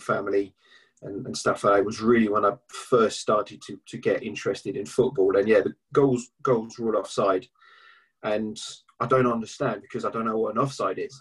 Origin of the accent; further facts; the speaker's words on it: Paris, Île-de-France, France; moved away as an adult; now in England; I was born in Paris. I grew up just outside of Paris.